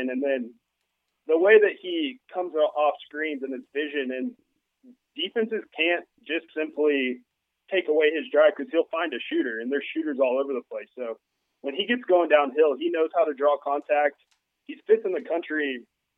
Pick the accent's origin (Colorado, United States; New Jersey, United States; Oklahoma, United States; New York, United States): Oklahoma, United States; Tulsa; also born or lived in Norman, Oklahoma; I grew up in Tulsa